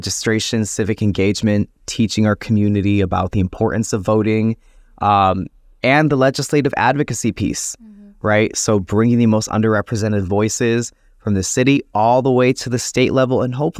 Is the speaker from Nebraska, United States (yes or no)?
no; Buffalo, New York, United States; being a young Latino in the city of Buffalo, and also being a member of the LGBT community, growing up in the Latino community